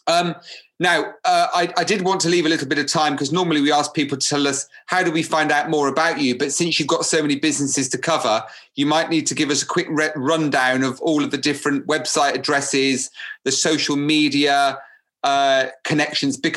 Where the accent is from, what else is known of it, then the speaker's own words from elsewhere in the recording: Cyprus; English is a second language; moved away; when I came from Cyprus